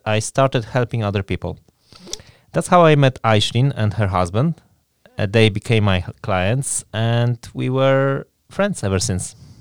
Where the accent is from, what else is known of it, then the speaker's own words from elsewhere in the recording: Poland; moved away as an adult; now in Newry, United Kingdom; I am originally from Poland, and I have been living in Newry for over twelve years